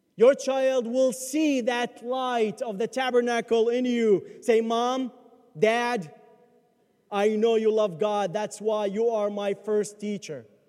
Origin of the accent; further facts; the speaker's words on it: Baghdad, Baghdad Governorate, Iraq; moved away; I grew up in Baghdad, where Christians are minority